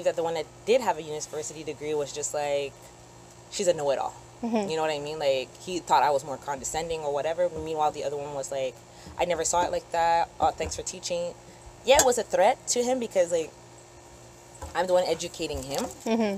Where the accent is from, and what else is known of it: Canada; born or raised there